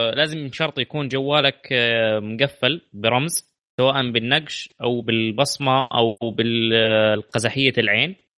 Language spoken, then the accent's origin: Arabic; Saudi Arabia; عندنا في السعوديه